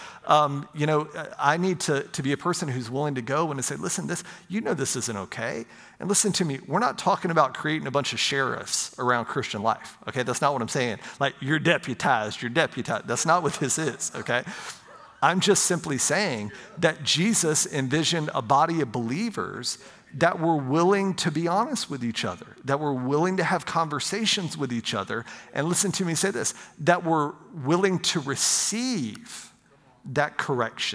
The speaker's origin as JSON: {"language": "English", "town": "Pensacola", "region": "Florida", "country": "United States", "tie": "born or raised there", "said": "I grew up in right outside of Pensacola, Florida"}